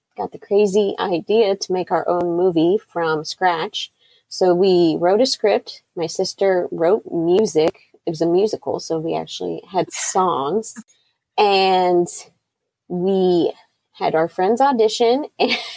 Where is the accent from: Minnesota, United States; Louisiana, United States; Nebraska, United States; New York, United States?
Nebraska, United States; that's where we grew up